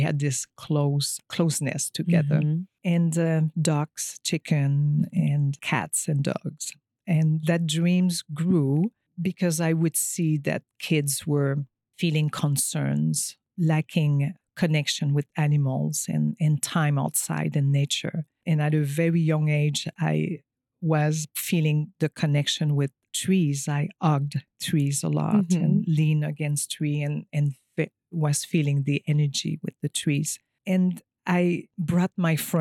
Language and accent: English; Quebec, Canada; English is a second language; moved away as an adult; also born or lived in California; I am French Canadian. I come from a small village about an hour from Montreal